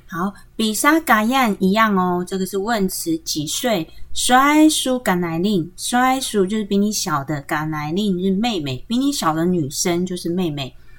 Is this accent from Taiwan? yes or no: yes; Taiwan; 他们还是会替我们台湾人做事的